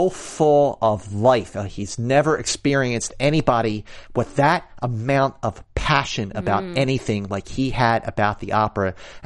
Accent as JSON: {"language": "English", "town": "Philadelphia", "region": "Pennsylvania", "country": "United States", "tie": "born or raised there", "said": "my hometown of Philadelphia"}